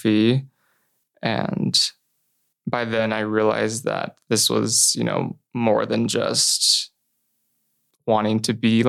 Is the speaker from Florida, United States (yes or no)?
no; Middleton, Idaho, United States; I grew up in Middleton, Idaho. It's about 30 minutes outside of Boise.